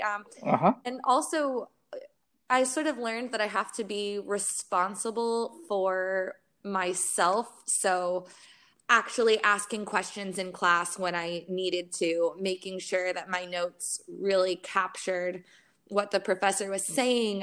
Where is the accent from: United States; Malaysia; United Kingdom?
United States; Florida; moved away as an adult; I'm from Florida